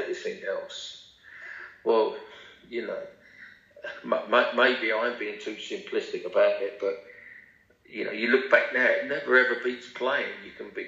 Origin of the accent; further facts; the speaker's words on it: England, United Kingdom; as an Englishman